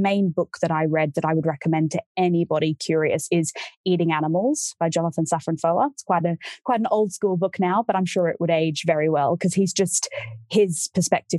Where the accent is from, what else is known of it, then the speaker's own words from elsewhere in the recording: Australia; I'm from Australia.